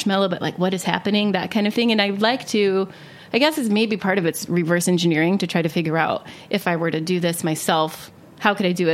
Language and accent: English; Ohio, United States; I grew up in Ohio